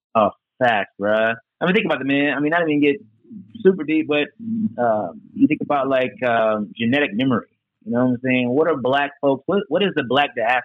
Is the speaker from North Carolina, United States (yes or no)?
yes; Charlotte, North Carolina, United States; moved away as an adult; also born or lived in Washington, D.C. / New York City; I grew up in Charlotte, but obviously as a kid, I went outside and camped a lot.